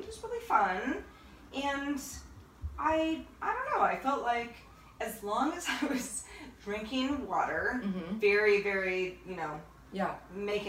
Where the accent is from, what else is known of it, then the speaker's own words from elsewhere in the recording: Northern California, United States; I'm from Northern California